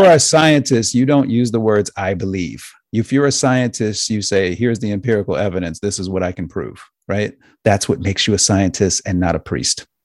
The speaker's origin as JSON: {"language": "English", "country": "United States", "said": "I'm an American."}